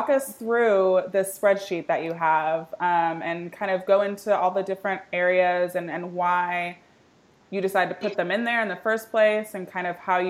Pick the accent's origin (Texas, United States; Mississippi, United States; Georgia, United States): Texas, United States; from my home state of Texas.